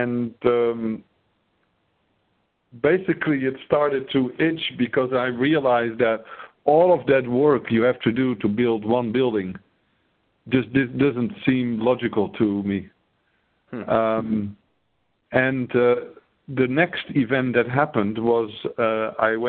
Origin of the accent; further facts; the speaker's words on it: northern Netherlands, Netherlands; I grew up in the Netherlands. In the north of the Netherlands